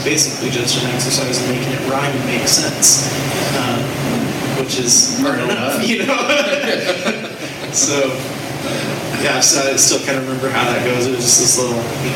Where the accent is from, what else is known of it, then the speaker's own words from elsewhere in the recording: Indianapolis, Indiana, United States; I grew up in Indy, Indiana Township